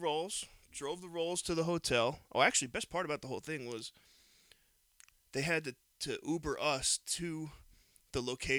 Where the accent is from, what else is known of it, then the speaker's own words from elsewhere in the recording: New York, United States; I'm sorry that we're from New York and in Florida